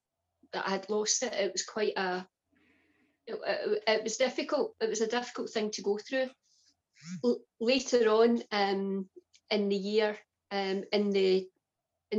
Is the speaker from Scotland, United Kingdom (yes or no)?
yes; Glasgow, Scotland, United Kingdom; I grew up in the east end of Glasgow, just on the outskirts of the city centre of Glasgow